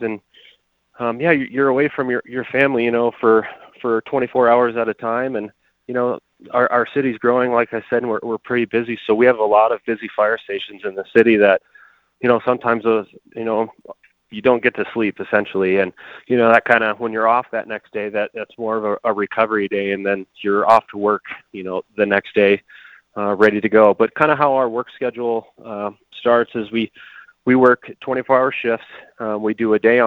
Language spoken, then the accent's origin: English; Colorado Springs, Colorado, United States; I grew up in Colorado Springs. I went to Cheyenne Mountain High School